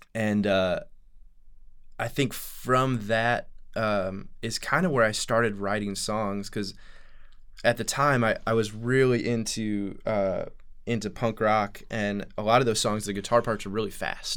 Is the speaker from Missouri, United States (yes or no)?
yes; St. Louis, Missouri, United States; I grew up in St. Louis, Missouri